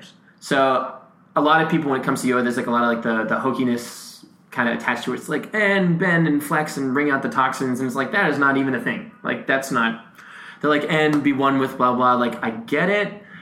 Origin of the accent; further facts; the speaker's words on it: Massachusetts, United States; moved away; also born or lived in Nashville; I grew up in Massachusetts